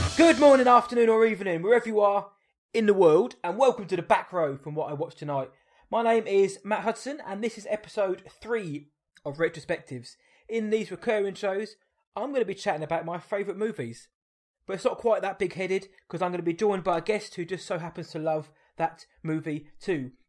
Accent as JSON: {"language": "English", "town": "Woking", "region": "South East England", "country": "United Kingdom", "said": "I'm from Woking"}